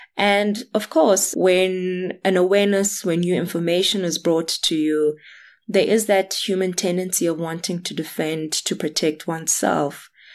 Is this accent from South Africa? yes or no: yes; South Africa; I'm South African, black, female, having grown up in spaces that were, were almost invited spaces